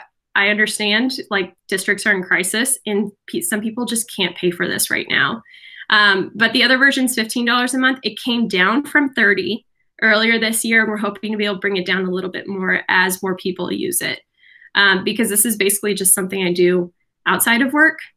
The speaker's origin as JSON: {"language": "English", "country": "Brazil", "moved": "yes", "said": "my home country. I'm Brazilian."}